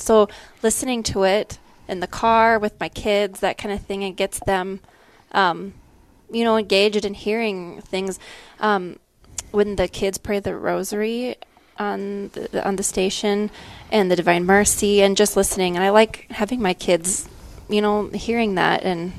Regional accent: Rapid City, South Dakota, United States; I have been born and raised in Rapid City. I am a parishioner at the cathedral.

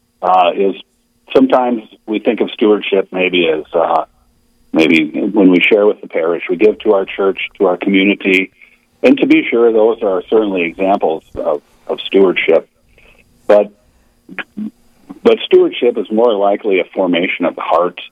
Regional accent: Gettysburg, South Dakota, United States; I grew up in Gettysburg here in South Dakota in a family of five

